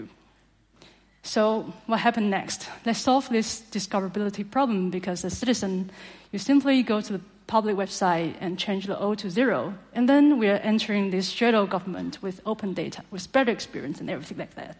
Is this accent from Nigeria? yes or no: no; Taiwan; from Taiwan